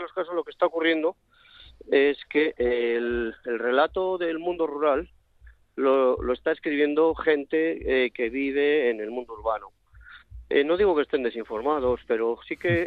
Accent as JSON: {"language": "Spanish", "town": "Carbonero el Mayor", "region": "Castile and León", "country": "Spain", "moved": "yes", "lives_now": "Madrid, Spain", "said": "Mi pueblo es un pueblo que se llama Carbonero el Mayor, en la provincia de Segovia."}